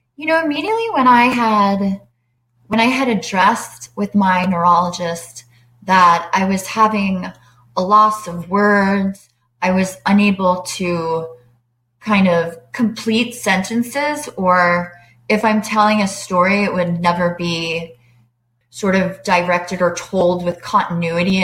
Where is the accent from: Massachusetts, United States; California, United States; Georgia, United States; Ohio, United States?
Georgia, United States; Atlanta; also born or lived in Long Island, New York / Washington, District of Columbia, United States; I live in Atlanta. I grew up on Long Island. I moved to Atlanta in 1989 and I finished high school here.